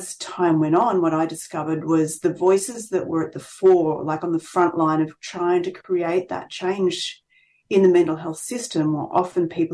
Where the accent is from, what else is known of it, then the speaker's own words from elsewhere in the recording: Albury, New South Wales, Australia; my hometown, Albury, which is where I'm based, on the New South Wales Vic border